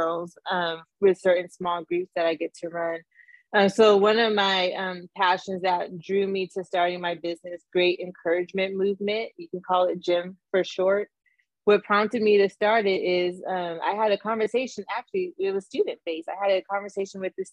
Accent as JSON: {"language": "English", "region": "Southern California", "country": "United States", "tie": "born or raised there", "said": "born and raised in Southern California"}